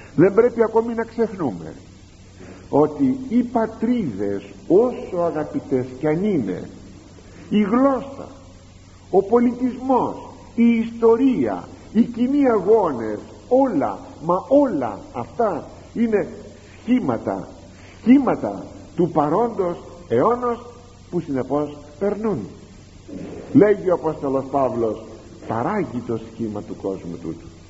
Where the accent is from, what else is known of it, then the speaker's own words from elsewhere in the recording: Greece; πρώτα είμαστε χριστιανοί και μετά Έλληνες